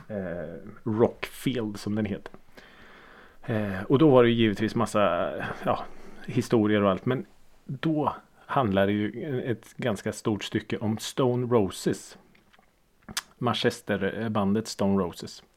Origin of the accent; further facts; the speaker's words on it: Norrköping, Östergötland, Sweden; jag är ju född och uppvuxen i Norrköping.